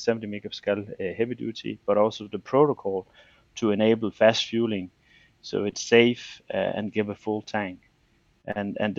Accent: Denmark; I'm from Denmark

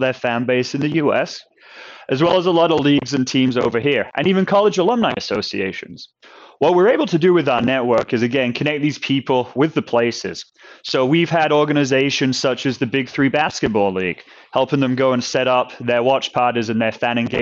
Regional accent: New Jersey, United States; moved away as an adult; also born or lived in England / North Carolina; now in Seattle, United States; I grew up in New Jersey

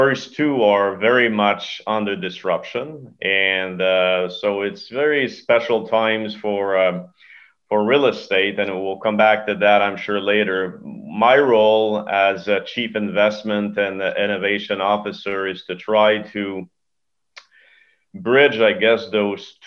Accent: Canada; also born or lived in Montreal; I am Canadian, right? So hockey is it's a religion here

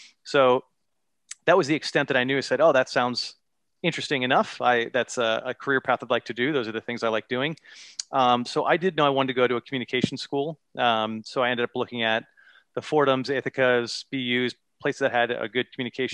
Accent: Ridgefield, United States; I'm back in my hometown of Ridgefield now

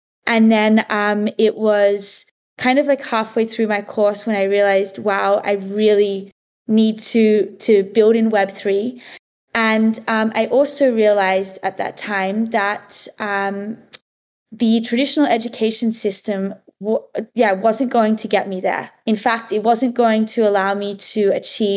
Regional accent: Lennox Head, New South Wales, Australia; also born or lived in Sydney, Australia; I grew up in like a really small beach town in Australia called Lennox Head

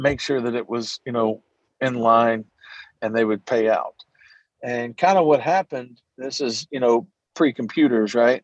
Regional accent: Natchez, Mississippi, United States; moved away as an adult; I moved home to my hometown of Natchez, Mississippi, with literally nothing

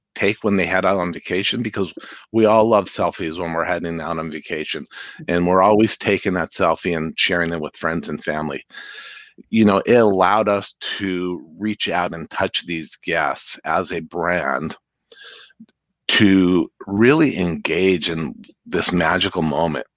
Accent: Santa Fe, New Mexico, United States; moved away as an adult; now in Seattle, United States; I grew up in Santa Fe

